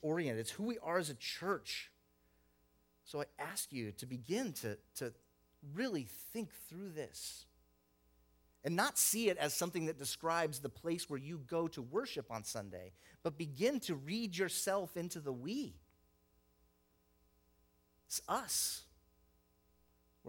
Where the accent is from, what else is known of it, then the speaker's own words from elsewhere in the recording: the South, United States; moved away; I grew up in the South.